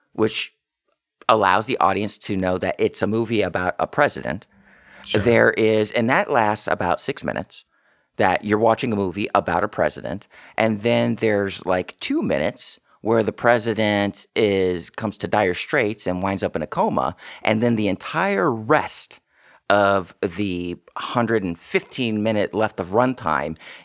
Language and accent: English; Texas, United States; I'm from Texas